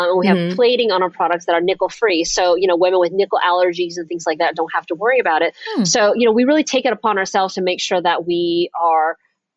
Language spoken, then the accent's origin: English; the South, United States; I was raised in the South